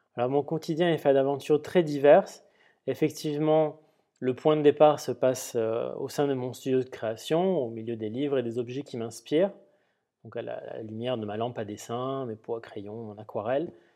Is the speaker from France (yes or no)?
yes; Perpignan, Occitania, France; J'ai grandi en partie, euh, je suis originaire de Perpignan, et donc j'ai passé une partie de mon enfance à arpenter ces rues.